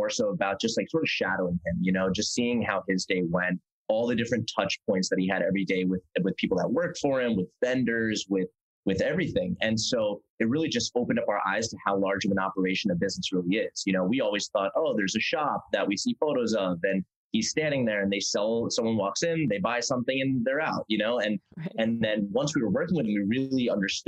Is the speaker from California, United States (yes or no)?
no; Princeton, New Jersey, United States; moved away as an adult; also born or lived in Manhattan, New York; now in Los Angeles, United States; originally, born and raised in New Jersey